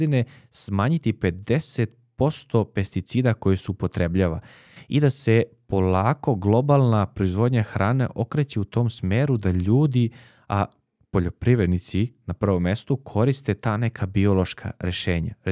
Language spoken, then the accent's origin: Croatian; Leskovac, Jablanica District, Serbia; ja sam iz Leskovca